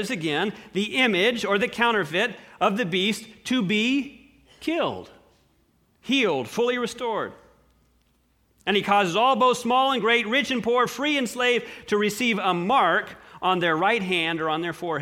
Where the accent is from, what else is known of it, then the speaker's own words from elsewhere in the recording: United States; as an American